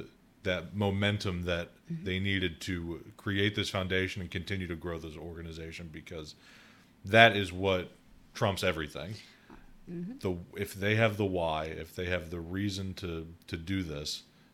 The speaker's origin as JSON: {"language": "English", "town": "Philadelphia", "region": "Pennsylvania", "country": "United States", "tie": "born or raised there", "said": "So I grew up in the Northeast, Northeast mm-hmm. Philadelphia."}